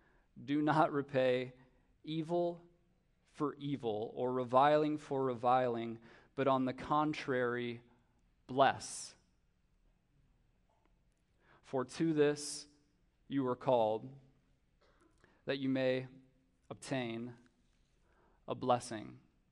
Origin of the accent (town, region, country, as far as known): United States